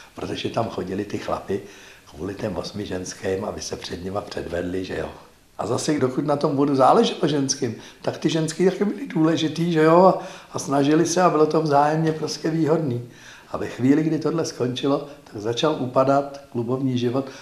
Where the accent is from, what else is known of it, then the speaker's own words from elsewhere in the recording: Prague, Czechia; Já jsem vyrůstal v Praze, v Libni.